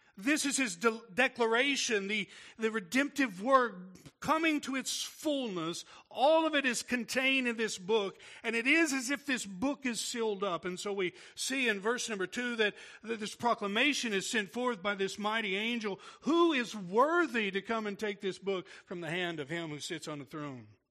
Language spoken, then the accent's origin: English; Tennessee, United States; I'm from Tennessee